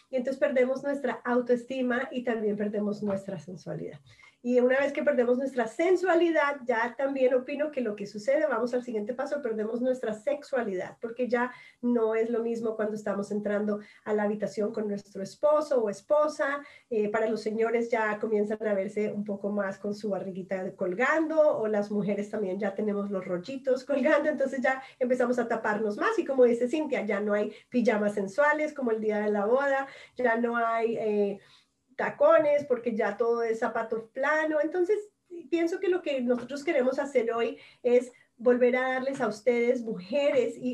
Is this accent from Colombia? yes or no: yes; Colombia; como todas aquí somos latinas, nacemos sensuales